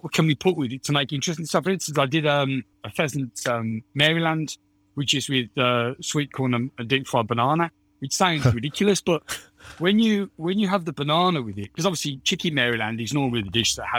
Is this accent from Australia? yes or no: no; United Kingdom; I'm British